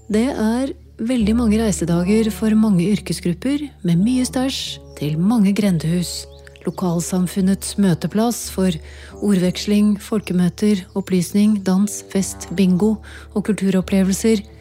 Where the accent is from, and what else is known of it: Eidsvoll, Akershus, Norway; born or raised there